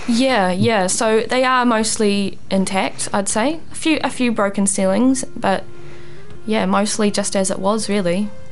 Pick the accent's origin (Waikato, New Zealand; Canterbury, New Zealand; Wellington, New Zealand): Waikato, New Zealand; Thames; back in my hometown of Thames